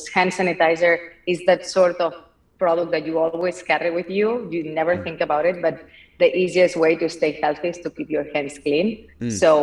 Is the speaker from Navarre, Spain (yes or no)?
no; Barcelona, Catalonia, Spain; English is a second language; moved away; as you can tell from my accent, I'm not from here. I'm from Barcelona. I was born and raised in an entrepreneurial family